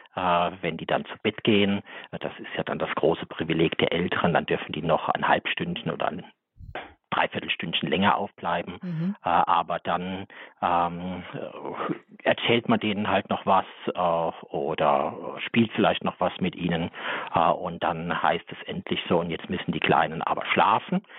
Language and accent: German; Saarland, Germany; ich stamme aus dem Saarland